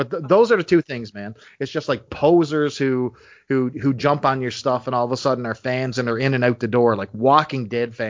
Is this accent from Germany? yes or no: no; St. John's, Newfoundland and Labrador, Canada; accent: Newfoundland; I was born in St. John's, Newfoundland, which is actually only 10 minutes from where I live right now